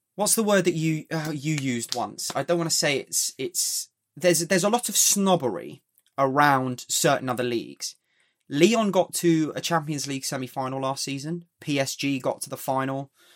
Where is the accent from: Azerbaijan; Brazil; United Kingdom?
United Kingdom; England; I want England to do well as an Englishman